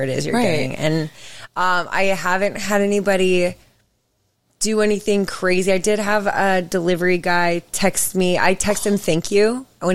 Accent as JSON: {"language": "English", "town": "Seattle", "region": "Washington", "country": "United States", "tie": "born or raised there", "also_born_or_lived": "Los Angeles", "moved": "as an adult", "lives_now": "Honolulu, United States", "said": "I was born and raised in Seattle, and then I lived in L.A. for most of my career years."}